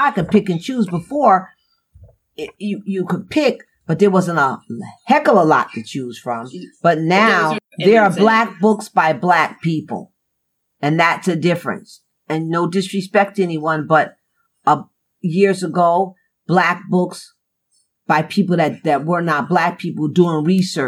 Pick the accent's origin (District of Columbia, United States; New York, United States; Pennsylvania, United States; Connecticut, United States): Connecticut, United States; New Haven; I grew up in New Haven in the 60s